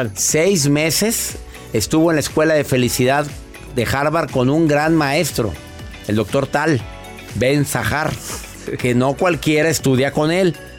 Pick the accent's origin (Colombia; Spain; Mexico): Mexico; en México, ¿eh? En mi país adorado